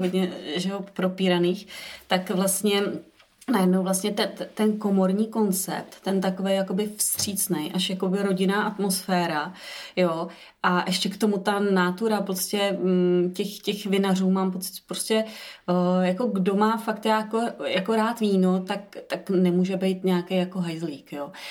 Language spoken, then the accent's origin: Czech; Vysočina Region, Czechia; já jsem z Vysočiny